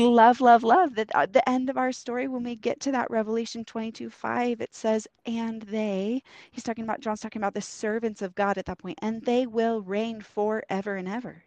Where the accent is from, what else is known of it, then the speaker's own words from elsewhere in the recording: Oregon, United States; moved away as an adult; we're from Oregon, and um, we moved out here to help some friends plant a church